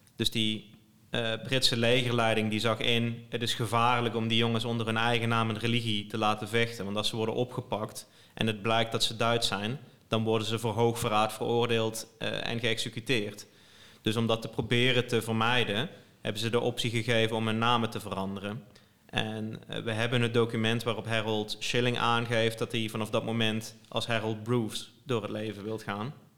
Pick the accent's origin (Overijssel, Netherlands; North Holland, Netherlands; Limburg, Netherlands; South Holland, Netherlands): Limburg, Netherlands; now in Nijmegen, Netherlands; ik kom uit Limburg oorspronkelijk, maar ik woon in Nijmegen.